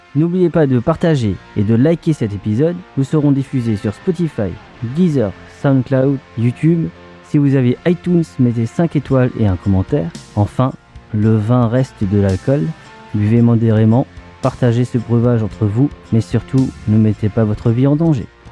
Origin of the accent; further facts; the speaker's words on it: Alsace, Grand Est, France; on est des bons vivants, on est alsaciens, on est français